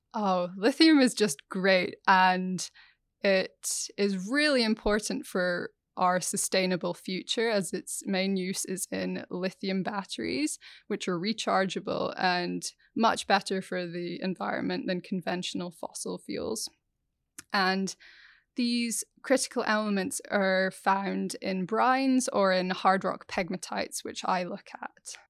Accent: Scotland, United Kingdom; growing up in Scotland, the only flies we had were midges

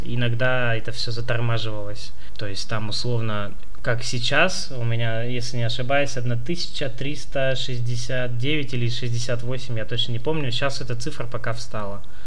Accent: Chita, Zabaykalsky Krai, Russia; now in Irkutsk, Russia; я родился в Чите

